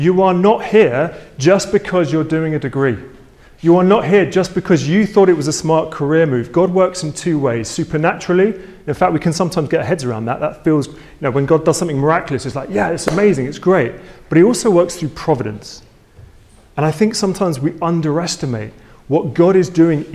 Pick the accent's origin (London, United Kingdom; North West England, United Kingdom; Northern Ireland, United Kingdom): London, United Kingdom; I was born in London